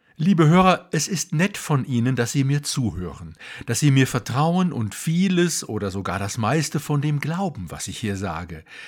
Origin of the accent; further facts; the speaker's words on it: Duisburg, North Rhine-Westphalia, Germany; now in Munich, Germany; Geboren wurde ich 1960 im Sternzeichen des Skorpions in Duisburg genauer gesagt in Walsum, einem damals noch selbstständigen Ort, der vom Steinkohlebergbau lebte.